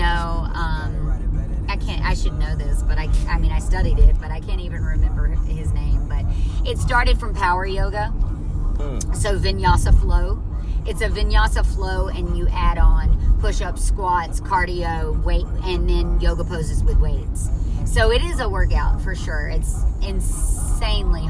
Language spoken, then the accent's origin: English; near Mobile, Alabama, United States; moved away; I'm originally from right near Mobile, Alabama